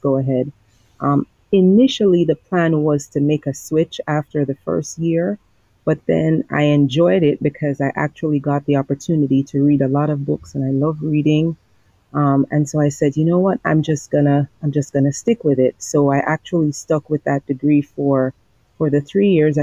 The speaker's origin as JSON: {"language": "English", "town": "Kingston", "country": "Jamaica", "also_born_or_lived": "Montego Bay, Jamaica", "said": "I'm originally from Kingston, who relocated to Montego Bay, then went to Kingston for school, then came back to Montego Bay"}